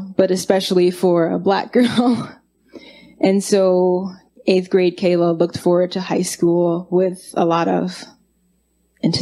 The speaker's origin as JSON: {"language": "English", "town": "Chicago", "region": "Illinois", "country": "United States", "tie": "born or raised there", "said": "I'm from the south side of Chicago. I'm from West Inglewood, and I really never ventured out of my neighborhood until it was time to think about high school"}